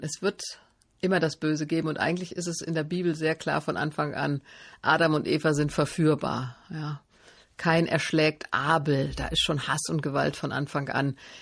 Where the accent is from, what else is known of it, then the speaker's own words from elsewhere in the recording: Stadtallendorf, Hesse, Germany; also born or lived in Marburg; ich bin in Stadt Allendorf groß geworden, bin in Marburg zur Schule gegangen